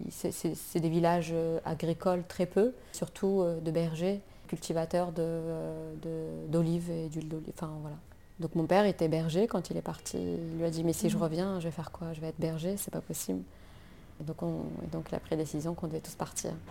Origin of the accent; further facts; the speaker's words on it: France; now in Algeria; j'ai vécu en fait et j'ai grandi en France. Je suis partie en France, je devais avoir. Ben, j'avais 9 ans. Et, je suis revenue en Algérie à 32 ans